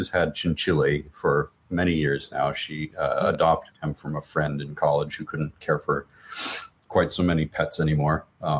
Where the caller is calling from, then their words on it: San Francisco, California, United States; The San Francisco Bay Area, as okay. The cliche demands.